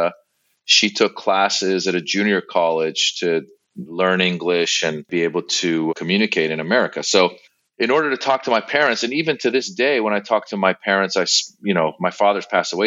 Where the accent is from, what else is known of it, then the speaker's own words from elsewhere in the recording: Marin County, Northern California, United States; moved away as an adult; also born or lived in Iran; now in Los Angeles, United States; we moved to Northern California, Marin County, and I grew up there from the age of six